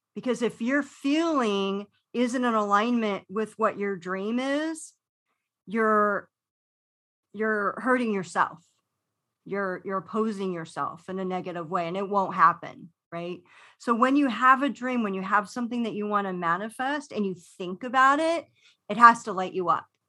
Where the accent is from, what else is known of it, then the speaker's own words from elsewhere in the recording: Los Angeles, California, United States; growing up in Los Angeles